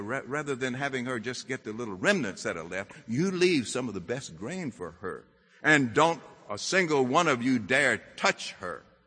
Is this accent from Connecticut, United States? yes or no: no; Mississippi, United States; I'm from Mississippi.